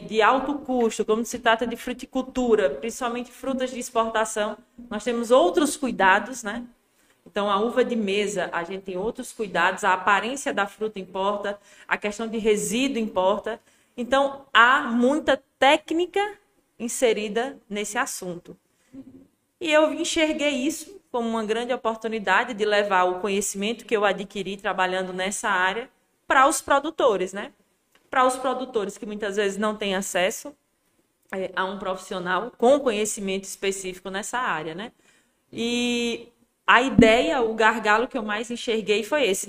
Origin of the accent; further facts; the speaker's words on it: Juazeiro, Bahia, Brazil; eu nasci em Juazeiro, né? Me criei em Juazeiro, é, na cidade mesmo.